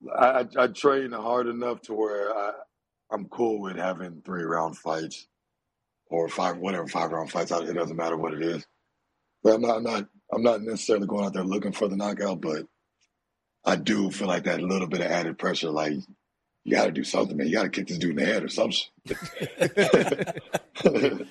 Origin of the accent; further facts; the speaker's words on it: Dallas, Texas, United States; I'm Nigerian. But I was born in Dallas